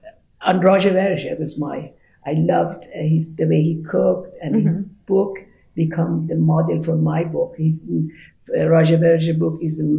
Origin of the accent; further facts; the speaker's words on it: Tehran, Tehran Province, Iran; English is a second language; also born or lived in France; now in Washington area, United States; Even though I'm from Tehran